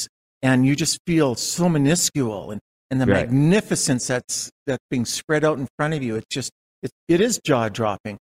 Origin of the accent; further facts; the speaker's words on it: Calgary, Alberta, Canada; also born or lived in Winnipeg, Manitoba; The family moved